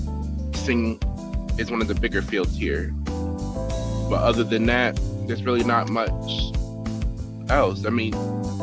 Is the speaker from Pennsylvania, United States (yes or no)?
no; Lorain, Ohio, United States; also born or lived in Las Vegas; growing up in Lorain, me having those ideas to do such things were weird to some people.